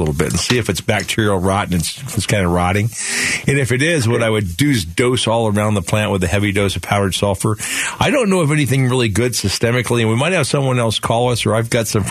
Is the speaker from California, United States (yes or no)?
no; Phoenix, Arizona, United States; I grew up right here in Sunny Slope